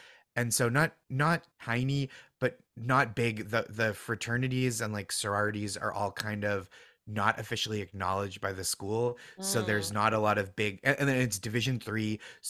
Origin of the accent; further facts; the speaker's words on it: Massachusetts, United States; Yeah, I'm from, so I grew up just outside Boston in the suburbs